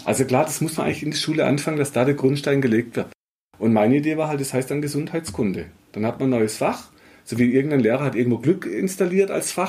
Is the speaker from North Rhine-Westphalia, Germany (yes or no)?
no; Black Forest, Baden-Württemberg, Germany; ich bin halt in Schwarzwald aufgewachsen